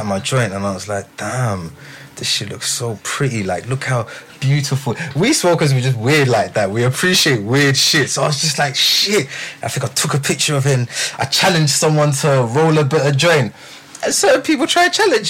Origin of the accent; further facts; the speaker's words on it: England, United Kingdom; I'm English